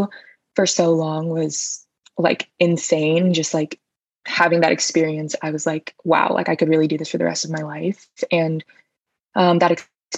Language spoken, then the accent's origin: English; Los Angeles, California, United States; now in Philadelphia, United States; grew up in Los Angeles